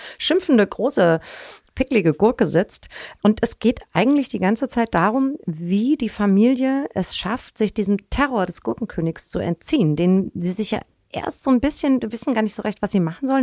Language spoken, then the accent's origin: German; Hanau, Hesse, Germany; moved away as an adult; now in Hamburg, Germany; Ich bin im Spessart aufgewachsen